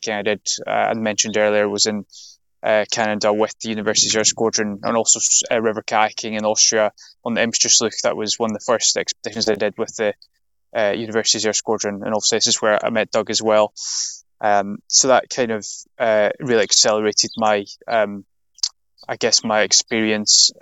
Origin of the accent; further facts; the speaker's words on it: Lanarkshire, Scotland, United Kingdom; I had a relatively normal childhood growing up in Lanarkshire